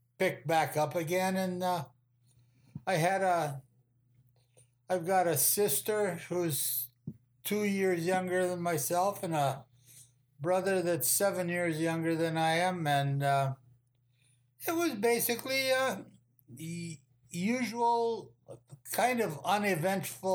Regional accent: Cherry, Minnesota, United States; I grew up in actually what they call Cherry, Minnesota, right between Hibbing and Virginia

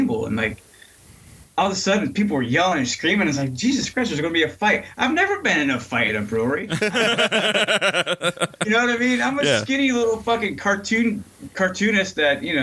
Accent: New York, United States; also born or lived in Asheville, North Carolina; now in Minneapolis, United States; I'm from New York

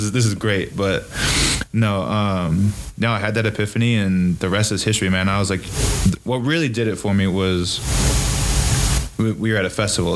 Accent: Fall Creek, Wisconsin, United States; born or raised there; also born or lived in Marinette, Wisconsin / Eau Claire, Wisconsin

